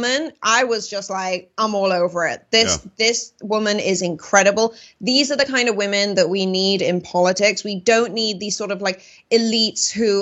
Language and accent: English; United Kingdom; moved away; I grew up in Europe when Britain was still a part of it.